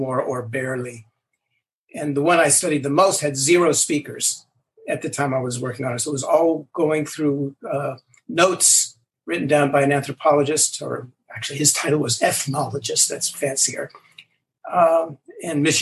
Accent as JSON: {"language": "English", "town": "Los Angeles", "region": "California", "country": "United States", "tie": "born or raised there", "moved": "yes", "said": "I grew up in Los Angeles. I grew up in the San Fernando Valley"}